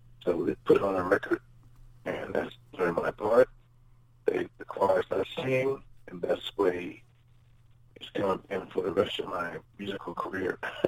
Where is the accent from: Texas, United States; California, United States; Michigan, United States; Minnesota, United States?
California, United States; Los Angeles; also born or lived in Spokane, Washington / New Orleans / San Francisco; I was born in Spokane, Washington. And from there, we went to New Orleans, and then back and forth from San Francisco to Los Angeles. So I would say I spent most of my time probably in Los Angeles, my schooling and stuff there.